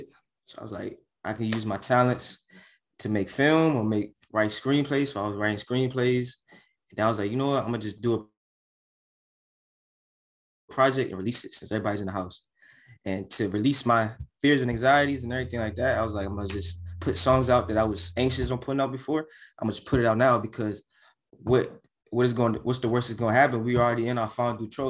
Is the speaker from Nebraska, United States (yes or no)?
no; Hyattsville, Maryland, United States; I grew up in Prince George's County, Hyattsville, Tillam, Langley Park, Adelphi area